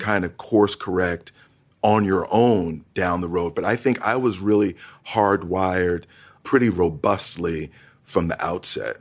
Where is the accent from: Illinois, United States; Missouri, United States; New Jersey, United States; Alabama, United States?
New Jersey, United States; East Orange; also born or lived in Montclair, New Jersey; growing up in northern New Jersey, twenty minutes outside of New York City